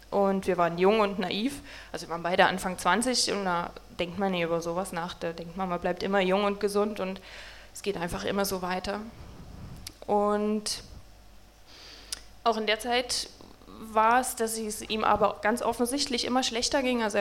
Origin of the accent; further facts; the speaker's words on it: Saxony, Germany; Also wie schon gesagt, wir kommen beide aus Sachsen